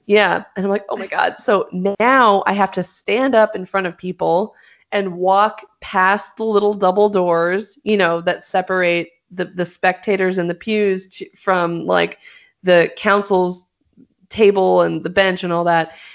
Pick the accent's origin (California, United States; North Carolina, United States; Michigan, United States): California, United States; Los Angeles; I'm from Los Angeles.